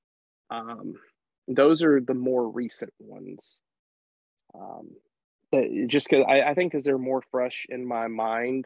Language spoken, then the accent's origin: English; Nashville, Tennessee, United States; when GCW was in Nashville last year, I refereed my first legitimate world title match in front of my hometown